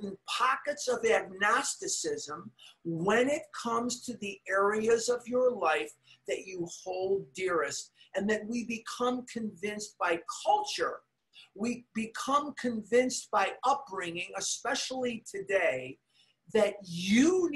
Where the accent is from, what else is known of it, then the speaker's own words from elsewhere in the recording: Chicago, Illinois, United States; growing up in Chicago